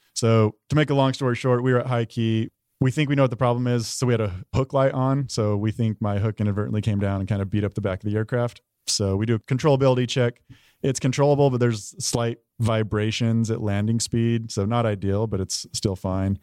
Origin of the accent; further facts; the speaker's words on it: Price, Utah, United States; moved away as an adult; also born or lived in Tucson, Arizona / Oklahoma / Korea / Shaw; I'm from Utah, a small town called Price